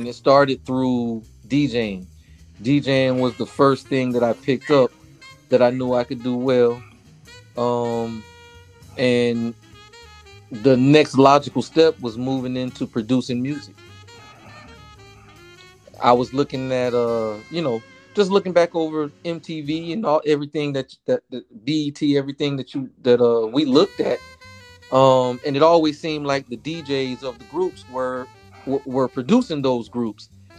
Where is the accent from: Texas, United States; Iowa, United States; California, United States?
California, United States; San Francisco; moved away; also born or lived in Statesboro, Georgia; growing up in San Francisco